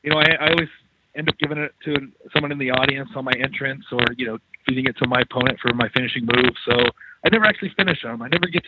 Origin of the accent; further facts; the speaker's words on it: Los Angeles, California, United States; I'm from Los Angeles